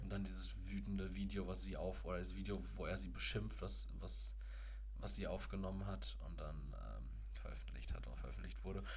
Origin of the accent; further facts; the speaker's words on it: Castrop-Rauxel, North Rhine-Westphalia, Germany; Aus meiner Heimatstadt, Kastrop-Rauxel